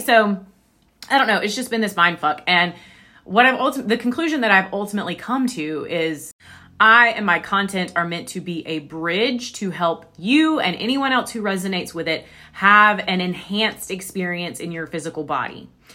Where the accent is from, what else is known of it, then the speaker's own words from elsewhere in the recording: the Bible Belt, United States; I was raised in the Bible Belt